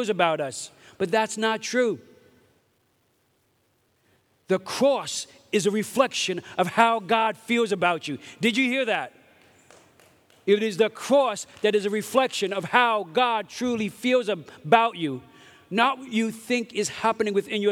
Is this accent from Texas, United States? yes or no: no; New York City, New York, United States; moved away; I grew up in Brooklyn, New York